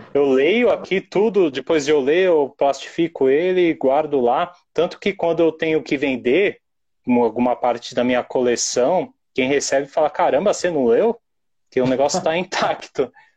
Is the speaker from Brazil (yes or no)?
yes; São Paulo, Brazil; eu sou de São Paulo